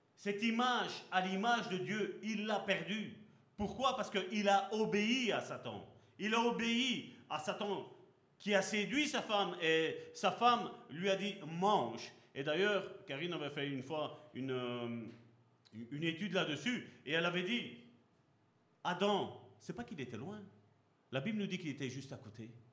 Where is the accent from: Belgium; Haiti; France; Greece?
Belgium; also born or lived in Sicily (ancestry); je suis heureux d'être d'origine sicilienne, parce que je suis né ici en Belgique